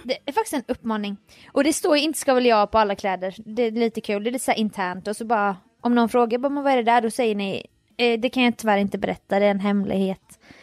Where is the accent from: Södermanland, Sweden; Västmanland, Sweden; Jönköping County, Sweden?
Jönköping County, Sweden; Jönköping; born or raised there